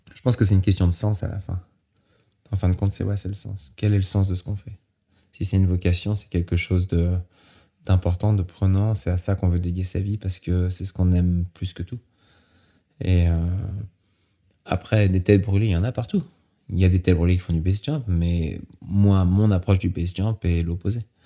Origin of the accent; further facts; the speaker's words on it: Normandy, France; also born or lived in Saint-Gervais, Mont Blanc massif; now in United States; je suis né en Normandie